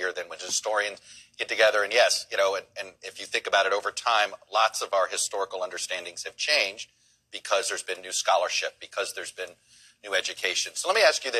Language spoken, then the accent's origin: English; Miami, Florida, United States; I grew up in Miami, Florida